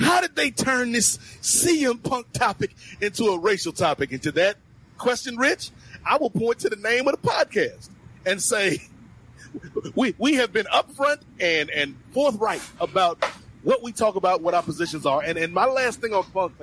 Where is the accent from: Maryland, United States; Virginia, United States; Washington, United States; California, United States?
Virginia, United States; my home state of Virginia